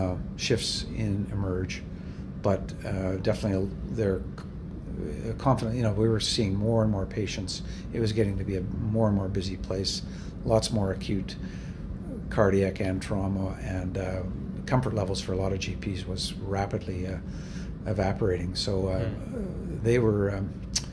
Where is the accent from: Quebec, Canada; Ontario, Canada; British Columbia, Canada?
British Columbia, Canada; Vancouver; where I grew up in Vancouver